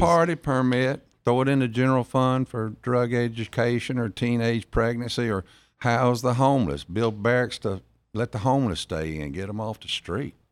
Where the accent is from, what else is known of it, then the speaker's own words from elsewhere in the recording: Jackson, Mississippi, United States; accent: South Jackson drawl; also born or lived in Florence, Mississippi / Biloxi, Mississippi; I was born in South Jackson, then moved to Florence, Mississippi, in Rankin County